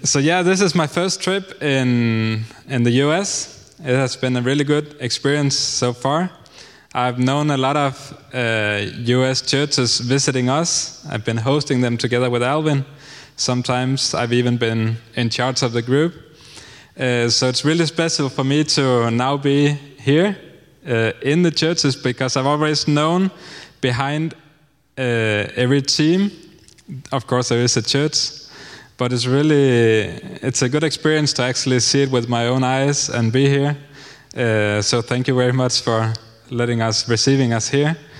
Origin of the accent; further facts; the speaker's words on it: Denmark; moved away as an adult; now in Honduras; I'm 30 years old and I'm from Denmark